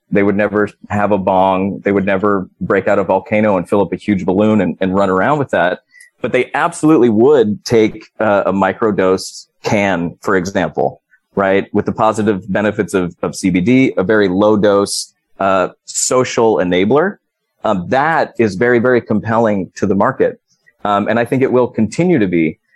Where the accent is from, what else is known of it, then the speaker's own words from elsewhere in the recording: California, United States; my home state of California